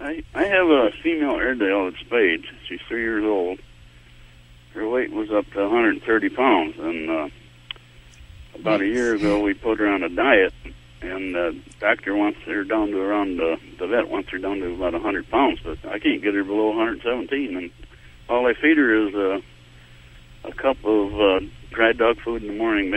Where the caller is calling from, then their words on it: Muskegon, Michigan, United States; I'm in Muskegon, Michigan right now.